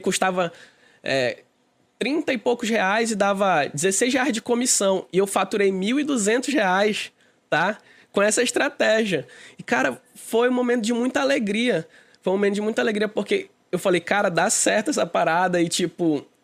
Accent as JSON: {"language": "Portuguese", "town": "Manaus", "region": "Amazonas", "country": "Brazil", "said": "Eu sou, eu sou do Amazonas, sou daqui de Manaus."}